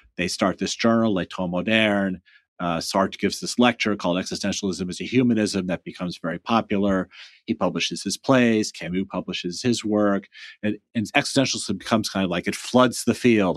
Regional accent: United States

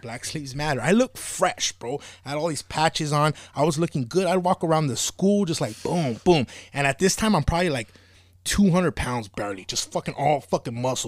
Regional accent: Monterey Park, California, United States; I grew up in Monterrey, but I went to Rosemead High School

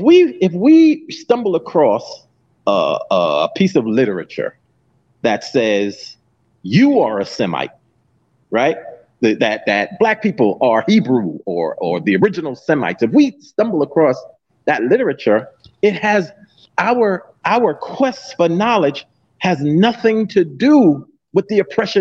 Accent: New York City, New York, United States; I grew up in Mott Haven Projects

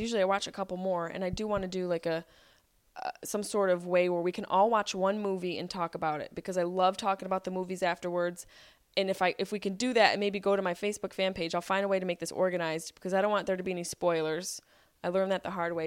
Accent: Syracuse, New York, United States; accent: Syracuse; with my Syracuse accent

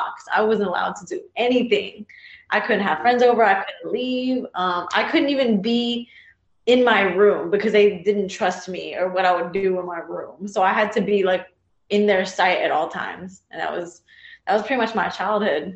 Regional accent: Texas, United States; also born or lived in New Jersey; I was born in New Jersey, raised in Texas

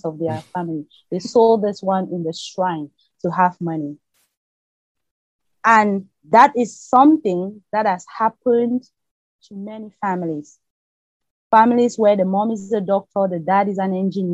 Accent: Bamenda, Northwest Region, Cameroon; moved away as an adult; now in Abu Dhabi, United Arab Emirates; when I was growing up in Cameroon

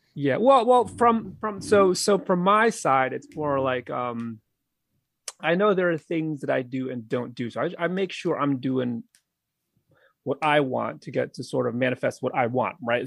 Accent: New England, United States; now in Philadelphia area, United States; I'm from New England

